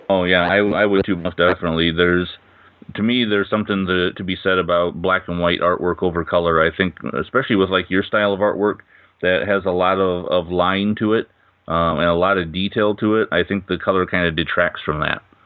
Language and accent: English; Iowa, United States; I'm from the states. I'm actually from Iowa